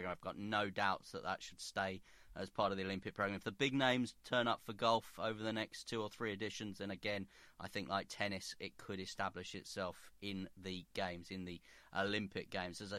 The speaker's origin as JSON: {"language": "English", "town": "Belfast", "region": "Northern Ireland", "country": "United Kingdom", "tie": "born or raised there", "said": "as a Catholic growing up in Belfast and having to make that decision between Great Britain and Ireland."}